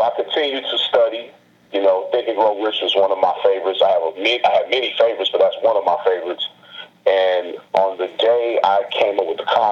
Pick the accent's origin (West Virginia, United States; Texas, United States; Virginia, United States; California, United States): California, United States; Los Angeles; I'm originally from Los Angeles.